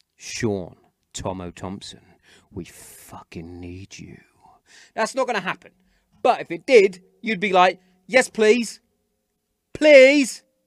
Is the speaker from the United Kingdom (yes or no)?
yes; Hereford, West Midlands, United Kingdom; I grew up in Hereford